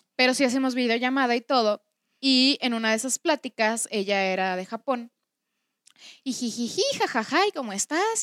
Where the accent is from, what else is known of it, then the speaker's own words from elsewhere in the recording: Mexico; first language Spanish; nosotros, que somos mexicanos